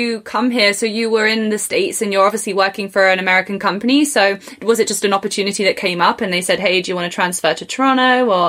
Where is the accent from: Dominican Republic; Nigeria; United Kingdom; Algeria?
United Kingdom; England; now in Canada; So coming from England, our national sports are completely different.